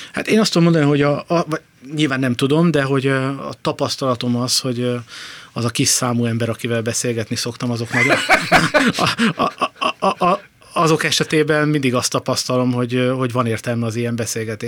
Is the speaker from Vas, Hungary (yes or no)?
yes; Szombathely, Vas, Hungary; moved away as an adult; also born or lived in Budapest / village near Balaton; now in near Lake Balaton, Hungary; én szombathelyi vagyok, szombathelyről az egyetemre jöttem Budapestre